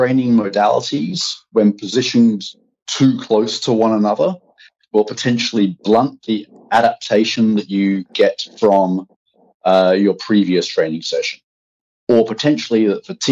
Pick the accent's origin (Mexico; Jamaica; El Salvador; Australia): Australia; moved away as an adult; also born or lived in Bangladesh / United Kingdom / Belgium; now in Amsterdam, Netherlands; an Australian strength conditioning coach with over 15 years of experience